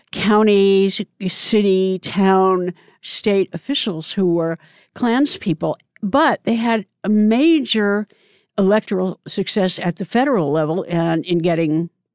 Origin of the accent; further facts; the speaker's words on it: Oregon, United States; Oregon, which happens to be my home state